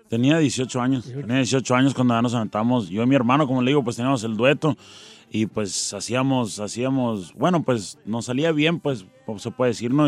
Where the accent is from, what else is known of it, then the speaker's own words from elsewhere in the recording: Tucson, Arizona, United States; also born or lived in Nogales, Sonora; Yo me crié en Tucson, que está pegado casi al, Nogales, Sonora